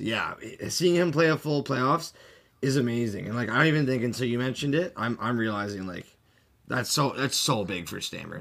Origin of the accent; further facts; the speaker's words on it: Canada; as a Canadian and growing up in Canada my whole life